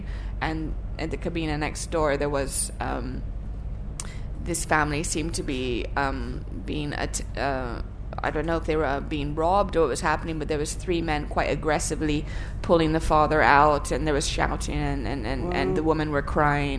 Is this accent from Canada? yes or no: no; Thailand; moved away; I grew up in Thailand, so I have all kinds of childhood memories